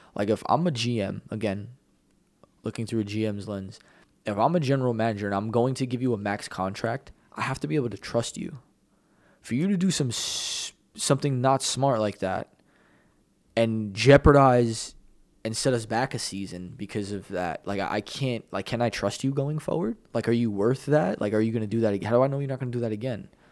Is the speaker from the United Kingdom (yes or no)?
no; New York, United States; I'm a New Yorker.